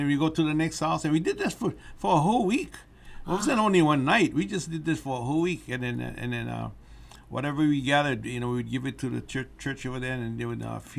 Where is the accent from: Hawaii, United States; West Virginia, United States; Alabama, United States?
Hawaii, United States; South Kona, Kealia; when I was a boy growing up in South Kona, Kealia, we only had two cars, and the cars were used for taxis. But most of the time, we rode horses.